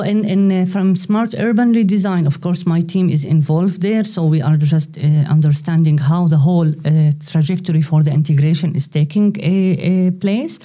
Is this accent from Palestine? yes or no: yes; Palestine; moved away as an adult; also born or lived in Leuven, Belgium / Brussels, Belgium / Zaragoza, Spain; now in Netherlands; I come originally from Palestine